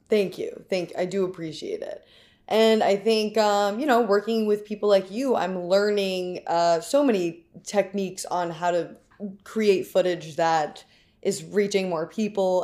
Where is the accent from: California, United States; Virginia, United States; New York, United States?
New York, United States; New York City; I was born and raised in New York City.